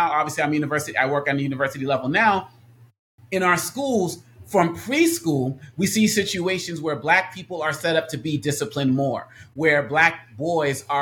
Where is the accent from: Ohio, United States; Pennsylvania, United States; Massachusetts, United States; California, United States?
Massachusetts, United States; Boston; moved away; I was born and raised in Boston, where I am now visiting family.